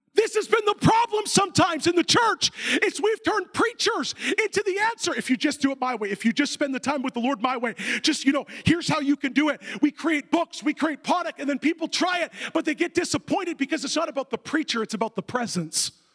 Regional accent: Canada; I'm not a Canadian Christian.

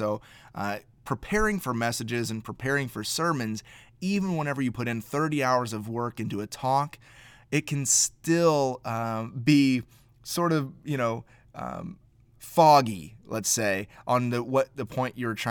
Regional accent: Indianapolis, Indiana, United States; You know, I'm from Indianapolis. So if the Colts are good, they're just good.

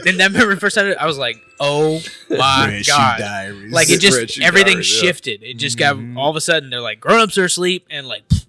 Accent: Memphis, Tennessee, United States; But, yeah, I grew up in Memphis.

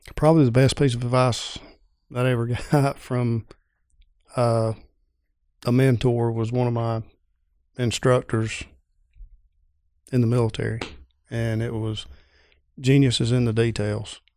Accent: Pendergrass, Georgia, United States; Pendergrass, Georgia

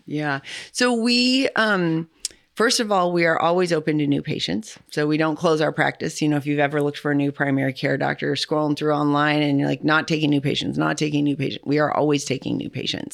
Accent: California, United States; now in St. Louis, United States; I wasn't from here. I'm from California.

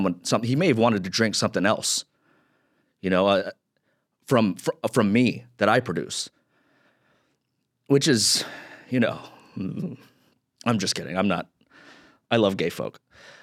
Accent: Philippines; I'm a straight Filipino guy. You know, before 2020, before all this, you know, the social justice stuff, before 2020, everyone would always get confused with me for being a Filipino.

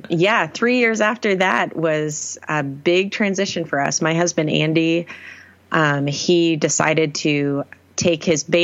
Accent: Maine, United States; born there; So I am originally from New England, born in Maine as a pastor's kid.

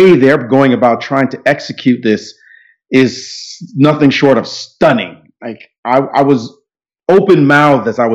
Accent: New York City, New York, United States; also born or lived in Jamaica; I'm in Brooklyn, New York, my hometown, basically, although I was born in Jamaica, but I've been here most of my life

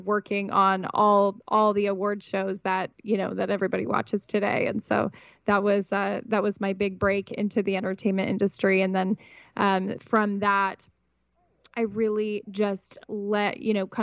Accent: Montana, United States; moved away as an adult; now in Southern California, United States; I actually grew up born and raised in Montana

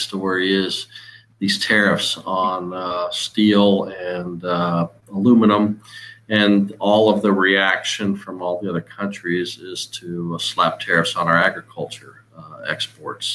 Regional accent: Midwest, United States; growing up in the Midwest

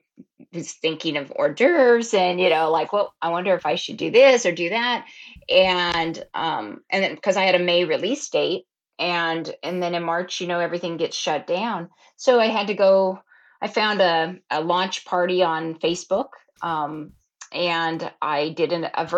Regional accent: Oregon coast, United States; I grew up down at the Oregon coast

